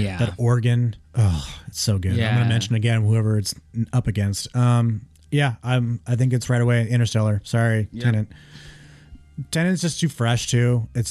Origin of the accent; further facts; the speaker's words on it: United States; being American.